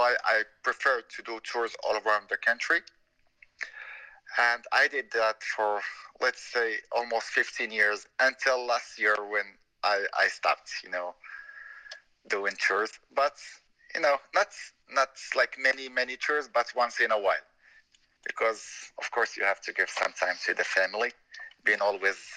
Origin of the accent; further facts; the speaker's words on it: Fez, Fès-Meknès, Morocco; English is a second language; I am from Fez. I was born here